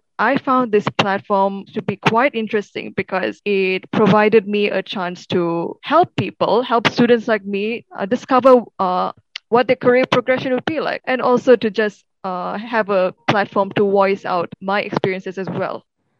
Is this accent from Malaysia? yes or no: yes; Kuala Kubu Bharu, Selangor, Malaysia; moved away as an adult; now in Kuala Lumpur, Malaysia; I'm originally from a town called Kuala Kubu in Selangor.